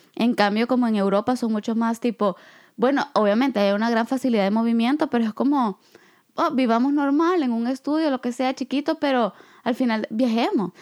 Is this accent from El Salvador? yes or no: yes; El Salvador; moved away; yo vengo de El Salvador, a donde en realidad pues hay dos temporadas